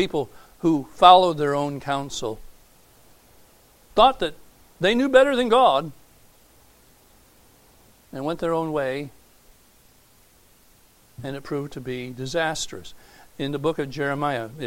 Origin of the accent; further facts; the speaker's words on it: Fair Haven, New York, United States; I was born and reared in Fair Haven. Not in Sicily, but in New York State